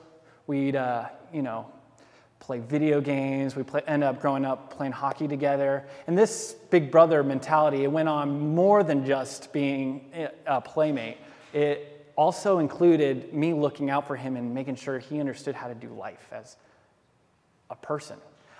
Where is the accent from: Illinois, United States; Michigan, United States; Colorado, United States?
Colorado, United States; Denver; born there; also born or lived in Georgia / Alaska; Our dad was in the Air Force, so we bounced around all the time. I was born in Denver